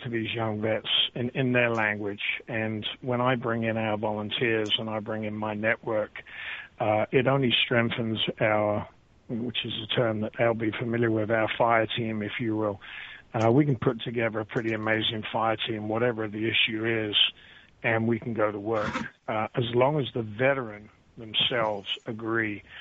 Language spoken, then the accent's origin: English; United Kingdom; moved away as an adult; now in United States; I'm a British veteran of 10 years